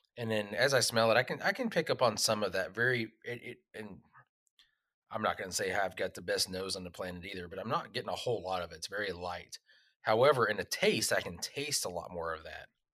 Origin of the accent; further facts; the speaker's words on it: Texas, United States; also born or lived in Oklahoma; growing up in Texas and Oklahoma